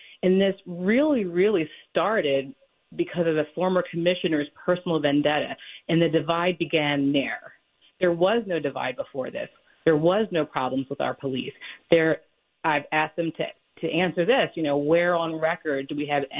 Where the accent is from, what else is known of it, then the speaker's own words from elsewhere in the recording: Philadelphia, Pennsylvania, United States; moved away as an adult; now in Springfield Township, United States; So I've been in Springfield Township for about 7 years. I was born and raised in Philadelphia. I left, traveled the country, and I came back to this area.